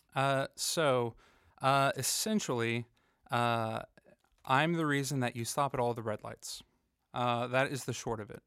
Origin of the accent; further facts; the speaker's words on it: Fayetteville, North Carolina, United States; I grew up here in Fayetteville